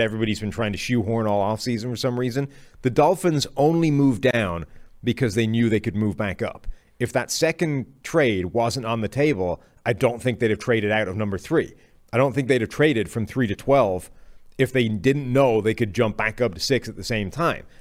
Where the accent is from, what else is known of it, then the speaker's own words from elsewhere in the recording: Ireland; moved away; I apparently am dragging, like, basically all of Ireland with me.